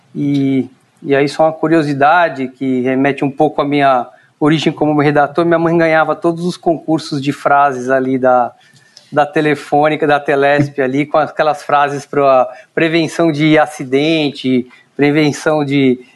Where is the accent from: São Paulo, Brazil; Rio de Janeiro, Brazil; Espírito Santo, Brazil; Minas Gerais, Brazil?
São Paulo, Brazil; eu sou natural de São Paulo mesmo, nasci no Ipiranga